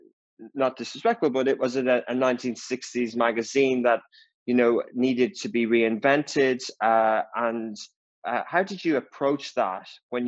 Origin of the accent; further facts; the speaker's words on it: Dublin, Leinster, Ireland; where I grew up in Dublin